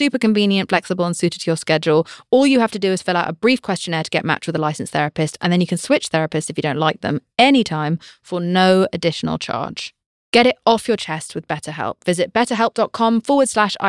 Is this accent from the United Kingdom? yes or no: yes; United Kingdom; I'm British